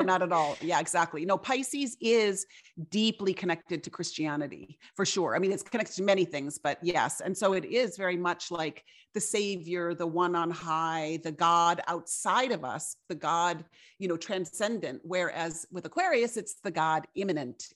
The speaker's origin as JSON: {"language": "English", "town": "Fargo", "region": "North Dakota", "country": "United States", "tie": "born or raised there", "said": "I grew up in Fargo, North Dakota"}